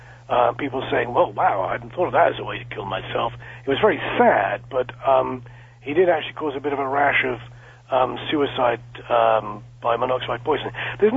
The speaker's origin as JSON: {"language": "English", "region": "South East England", "country": "United Kingdom", "tie": "born or raised there", "said": "Although I sound British, and indeed am British, I have dual nationality. I'm both British and American. My parents are American. My father's family is from Boston. My mother's family is from Chicago. I was born and raised in a small town just west of London, about 11,000 people."}